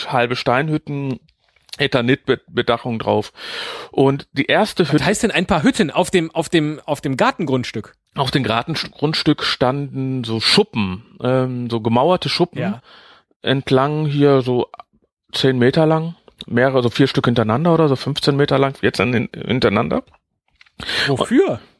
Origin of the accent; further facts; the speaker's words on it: Netherlands; ja, ich bin sechs Jahre in Holland groß geworden, also deswegen.